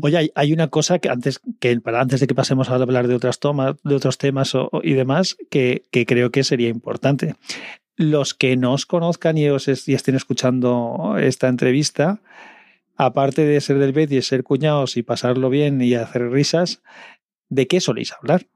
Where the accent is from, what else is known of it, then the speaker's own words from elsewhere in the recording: Valencia, Valencian Community, Spain; yo soy de Valencia